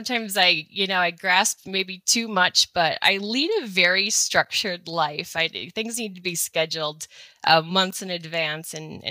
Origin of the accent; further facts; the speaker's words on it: Wisconsin, United States; now in Missoula, United States; I live here in outside of Missoula, Montana. I'm a transplant from Wisconsin.